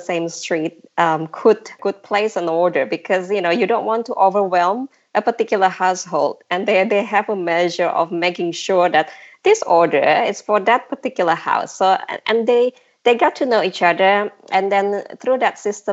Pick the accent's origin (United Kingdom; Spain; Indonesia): Indonesia; Jakarta; growing up in Jakarta